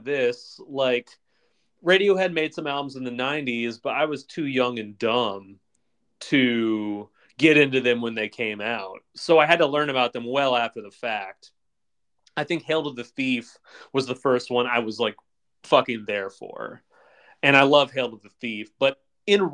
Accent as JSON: {"language": "English", "country": "United States", "said": "as an American"}